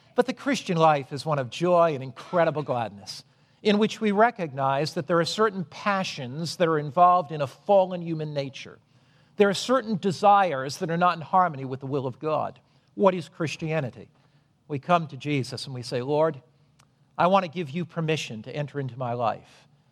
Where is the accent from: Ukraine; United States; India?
United States; Norwich, Connecticut; when I was a boy, I was brought up in Norwich, Connecticut